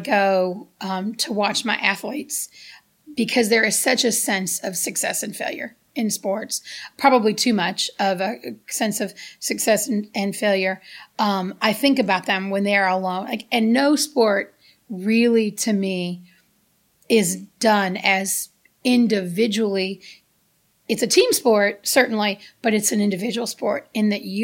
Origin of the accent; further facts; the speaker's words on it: United States; moved away; also born or lived in Gary, Indiana, United States; growing up in the South Side of Chicago, in Gary, Indiana